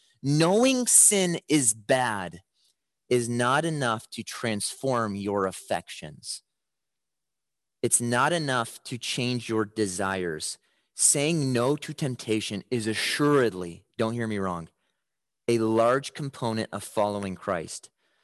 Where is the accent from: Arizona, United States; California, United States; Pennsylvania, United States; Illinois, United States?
Illinois, United States; Chicago; When I was growing up in Chicago, my dad kind of had a home alone style to protect our house at night.